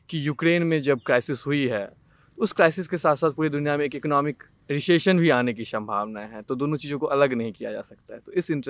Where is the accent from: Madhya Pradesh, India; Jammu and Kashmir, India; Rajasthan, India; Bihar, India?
Bihar, India; Darbhanga; moved away as an adult; now in Delhi, India; मैं दरभंगा से आता हूँ बिहार दरभंगा बिहार से